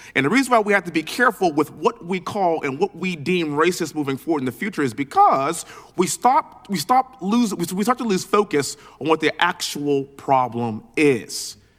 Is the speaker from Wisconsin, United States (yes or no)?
no; Texas, United States; being born and raised in Texas, living in Houston